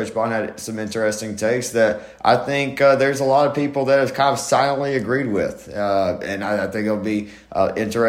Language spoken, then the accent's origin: English; Albany, Georgia, United States; I grew up in Albany.